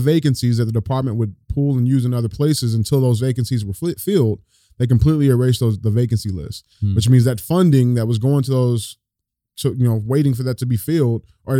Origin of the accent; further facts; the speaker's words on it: United States; we as Americans